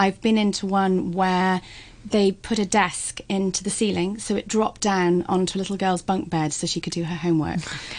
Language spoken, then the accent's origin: English; United Kingdom; And being British, it really is lovely and festive.